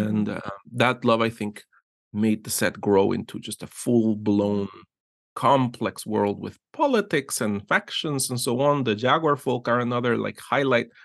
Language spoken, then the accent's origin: English; Guatemala; moved away as an adult; I was born in Guatemala and I grew up there for thirty years